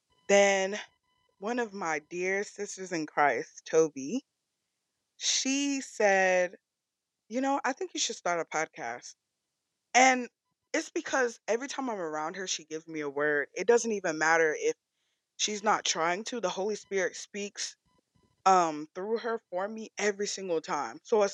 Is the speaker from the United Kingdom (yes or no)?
no; Nigeria; I'm Nigerian. So I packed proper food, bro.